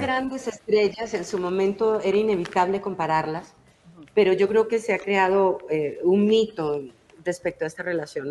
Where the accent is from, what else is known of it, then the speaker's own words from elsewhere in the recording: Costa Rica; moved away as an adult; now in Mexico; me salí de Costa Rica a los 18 años. Claro. Y desde ahí vivo aquí, pero bueno, amo mi tierra y voy todos los años